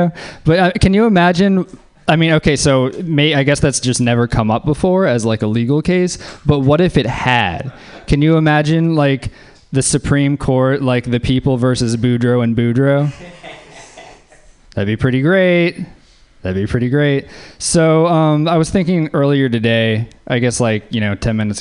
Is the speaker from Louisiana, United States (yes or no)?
yes; Louisiana, United States; I'm from Louisiana